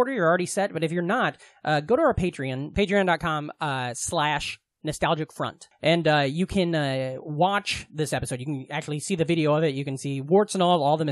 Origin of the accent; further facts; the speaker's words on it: Iowa, United States; moved away; We're both two dipshits from Iowa